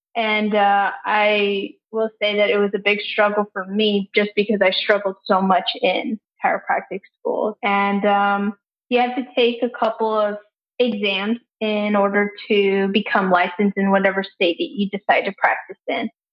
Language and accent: English; San Antonio, Texas, United States; also born or lived in Houston; I'm from San Antonio